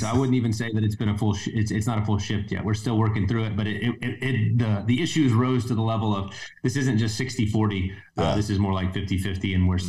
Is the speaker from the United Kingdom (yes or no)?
no; Midland, Texas, United States; So I grew up in a Christian household in West Texas. I grew up in Midland. And my family, when I was about 7 or 8, shifted churches. We'd been in a Presbyterian church since I was a baby.